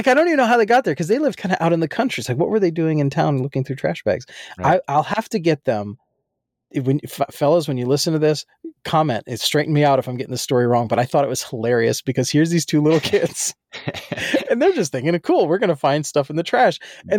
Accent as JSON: {"language": "English", "region": "New Jersey", "country": "United States", "tie": "born or raised there", "said": "so for background, where I grew up in Jersey is different than a lot of places where people throw things out."}